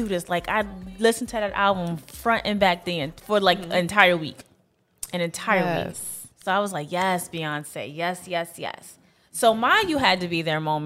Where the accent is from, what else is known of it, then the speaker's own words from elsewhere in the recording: New York City, New York, United States; I'm a girl from Brooklyn